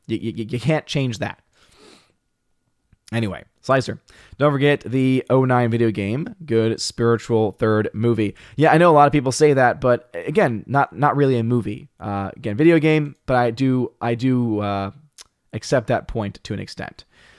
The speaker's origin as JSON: {"language": "English", "country": "United Kingdom", "said": "As a Brit, I have no interest in the franchise."}